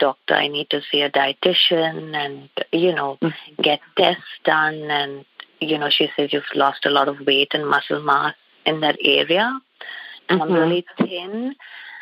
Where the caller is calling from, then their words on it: Rogers, Arkansas, United States; I'm calling from Rogers, Arkansas